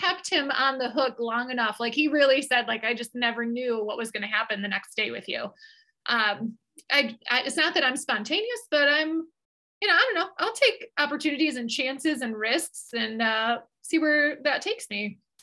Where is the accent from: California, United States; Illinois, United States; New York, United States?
Illinois, United States; Chicago; literally born and raised in Chicago, I don't know anything other than an American life